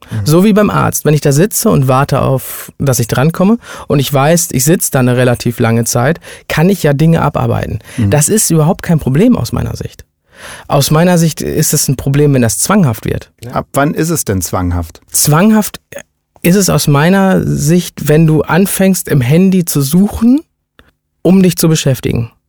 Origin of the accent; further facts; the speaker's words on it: India; Ich bin ja Inder, ne?